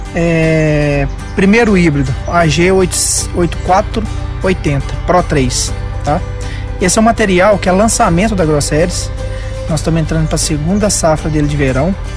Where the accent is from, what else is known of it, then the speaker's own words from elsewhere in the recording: Paraná, Brazil; now in Minas Gerais, Brazil; Eu sou paranaense, mas já tem um coração mineiro